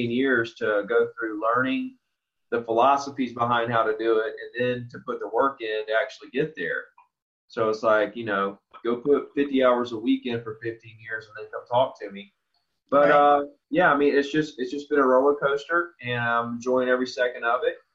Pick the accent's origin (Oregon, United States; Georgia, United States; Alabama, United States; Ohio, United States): Alabama, United States; Orange Beach; I grew up right here in Orange Beach, Gulf Shores, Alabama.